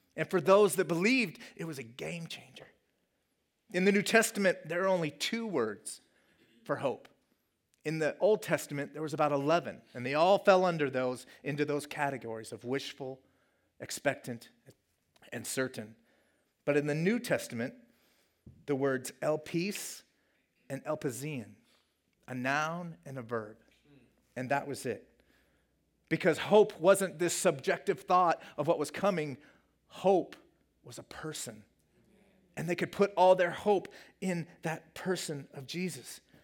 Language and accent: English; Colorado, United States; moved away; my home state of Colorado